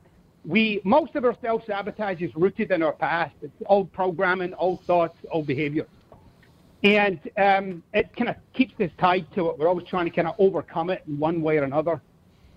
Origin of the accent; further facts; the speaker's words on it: Glasgow, Scotland, United Kingdom; accent: Scottish; moved away; I'm originally from Scotland